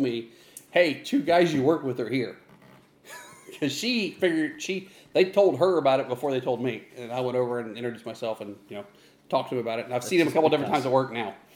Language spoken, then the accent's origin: English; Ohio, United States; moved away as an adult; now in Texas, United States; I was from Ohio.